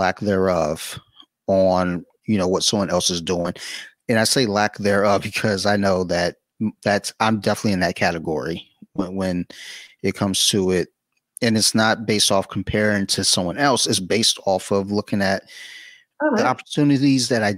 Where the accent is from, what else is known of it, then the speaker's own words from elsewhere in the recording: Detroit, Michigan, United States; I'm from Detroit